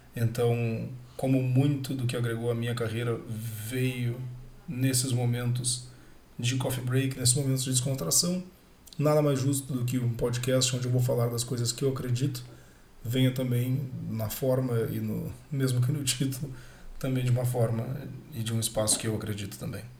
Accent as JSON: {"language": "Portuguese", "town": "Porto Alegre", "region": "Rio Grande do Sul", "country": "Brazil", "tie": "born or raised there", "said": "sou natural de Porto Alegre"}